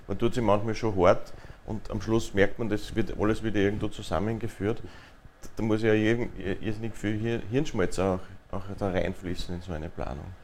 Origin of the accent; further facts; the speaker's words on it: Linz, Upper Austria, Austria; Also die A26, Sie haben schon angesprochen, betrifft mich selbst auch ja, als Linzer.